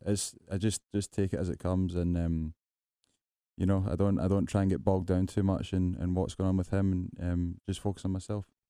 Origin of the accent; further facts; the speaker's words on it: Scotland, United Kingdom; moved away; I come from Scotland